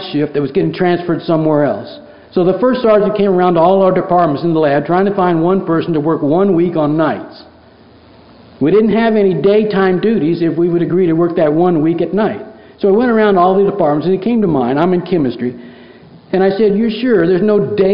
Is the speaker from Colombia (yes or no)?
no; Kansas City, Missouri, United States; I was born in Kansas City, Missouri in 1950